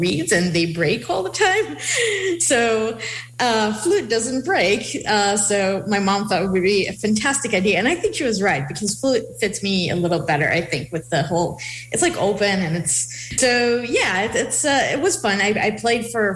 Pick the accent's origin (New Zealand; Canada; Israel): Israel; English is a second language; moved away; I grew up in Israel, and I played, I joined the school orchestra in my school